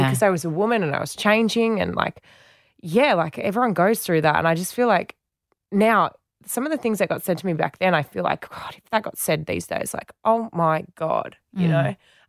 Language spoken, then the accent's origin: English; Western Australia, Australia; because I'd done it before growing up in Western Australia.